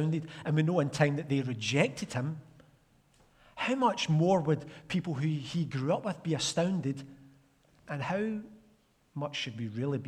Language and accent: English; Glasgow, Scotland, United Kingdom; I grew up in Arden, Glasgow